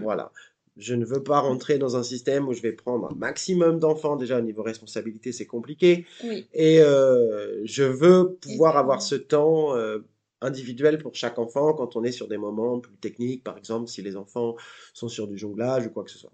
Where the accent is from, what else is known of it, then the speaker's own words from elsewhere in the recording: Seine-Maritime, a small village in Normandy, France; moved away as an adult; now in Melbourne, Australia; je viens d'un petit village reculé de Normandie. voilà, donc pas très loin de Rouen, à deux heures de Paris, donc en Seine-Maritime